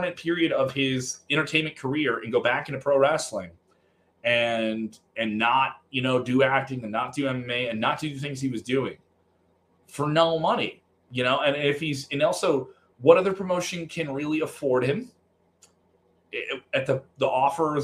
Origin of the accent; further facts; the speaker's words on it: Chicago, Illinois, United States; I'm from Chicago